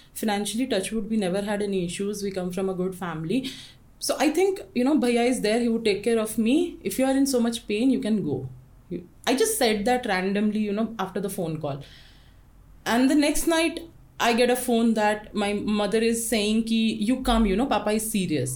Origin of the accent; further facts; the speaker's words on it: Jamshedpur, Jharkhand, India; moved away as an adult; also born or lived in Odisha / Gujarat; now in Nepal; I'm a born and brought up in Jamshedpur